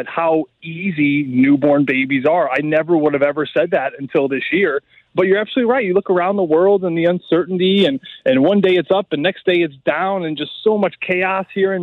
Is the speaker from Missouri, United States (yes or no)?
yes; St. Louis, Missouri, United States; growing up in St. Louis between the ages of 12 and 17